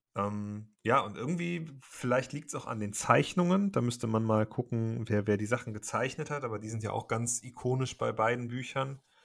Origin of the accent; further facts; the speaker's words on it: Cologne, North Rhine-Westphalia, Germany; für mich als Kölner